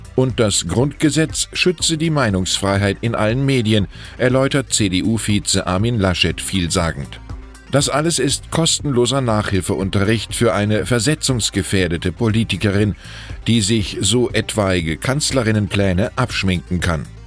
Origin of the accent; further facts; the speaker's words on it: Wiesbaden, Hesse, Germany; Als gebürtiger Wiesbadener